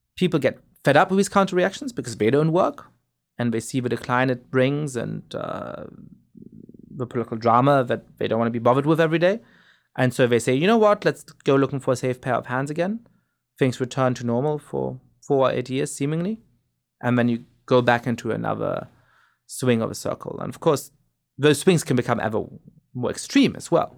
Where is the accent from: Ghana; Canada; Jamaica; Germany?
Germany; moved away as an adult; also born or lived in England / New York / France / East Coast, United States; now in United States; I grew up in Germany and then went to college in England